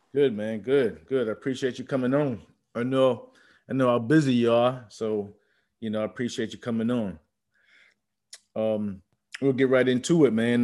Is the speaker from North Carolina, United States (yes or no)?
no; Charleston, South Carolina, United States; me growing up in the Charleston area